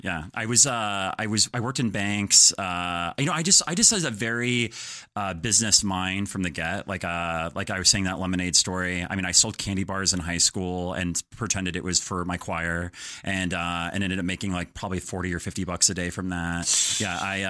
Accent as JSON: {"language": "English", "town": "Denver", "region": "Colorado", "country": "United States", "said": "Colorado, Denver."}